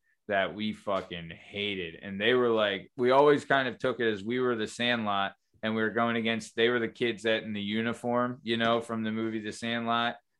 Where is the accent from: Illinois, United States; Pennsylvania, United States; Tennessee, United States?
Pennsylvania, United States; Lansdale; me and Tom are from the 4th Street Park neighborhood of Lansdale